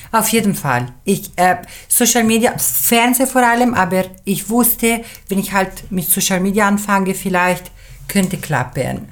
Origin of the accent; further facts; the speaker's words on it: Switzerland; German is a second language; ich bin Schweizerin, äh, halb, halb, halb Schweizerin, halb Italienerin. Meine Mutter sprach im Dorf in der Schweiz, wo ich aufgewachsen bin, schon Italienisch